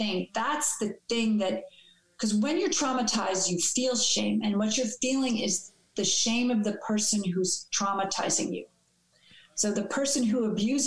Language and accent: English; New York City, New York, United States; growing up in New York City.